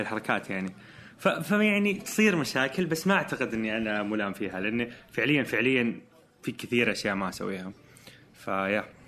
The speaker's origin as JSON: {"language": "Arabic", "region": "Eastern Province", "country": "Saudi Arabia", "tie": "born or raised there", "moved": "as an adult", "lives_now": "Jeddah, Saudi Arabia", "said": "انتقلت من مدينتي كنت عايش مع اهلي وطلعت من بيتي ورحت جده كنت في الشرقيه"}